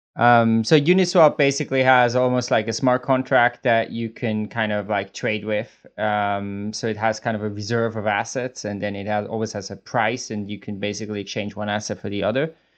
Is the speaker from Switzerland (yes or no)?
yes; Switzerland; I'm from Switzerland, and I actually am at, in Switzerland at the moment